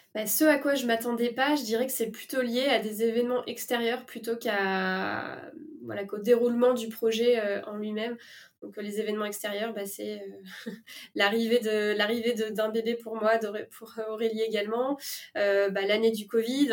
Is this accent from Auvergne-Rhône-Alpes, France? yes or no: no; La Rochelle, Nouvelle-Aquitaine, France; moved away; also born or lived in Paris; je suis pas originaire de Paris, je viens de La Rochelle